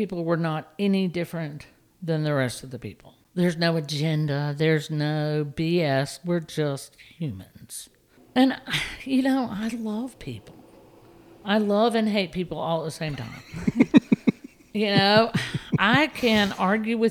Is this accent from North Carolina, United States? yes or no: yes; Raleigh, North Carolina, United States; growing up in Raleigh was great